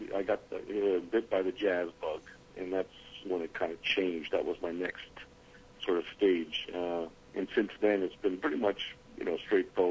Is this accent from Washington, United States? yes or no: no; Los Angeles, California, United States; accent: all-American; moved away as an adult; also born or lived in Karachi, Pakistan; now in New York City, United States; I grew up in Los Angeles, California. And as you can hear my accent, I'm pretty much all-American